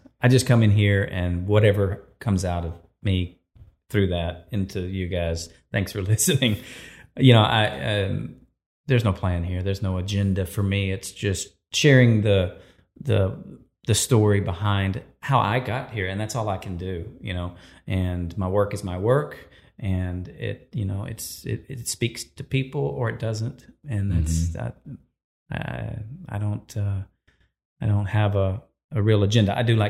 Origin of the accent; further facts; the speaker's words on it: Livingston, Texas, United States; some friends of mine that I grew up with in Livingston, Texas, Brad and Chad Womack